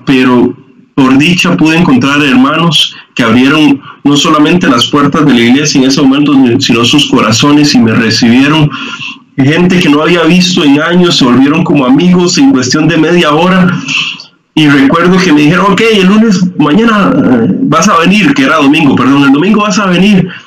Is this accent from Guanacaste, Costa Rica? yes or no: yes; Liberia, Guanacaste, Costa Rica; yo soy de, soy de Guanacaste, ¿verdad? De, Liberia. Eh, me fui allá más o menos cuando tenía como 10 años